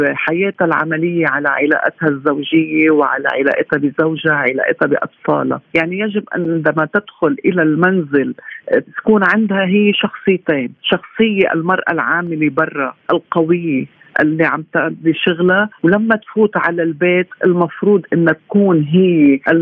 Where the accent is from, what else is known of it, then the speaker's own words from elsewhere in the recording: Lebanon; عندنا في لبنان